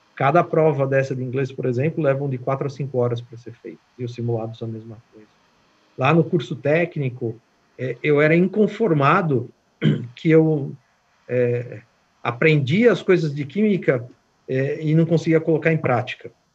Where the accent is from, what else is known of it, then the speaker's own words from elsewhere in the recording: Brazil; moved away; como um bom brasileiro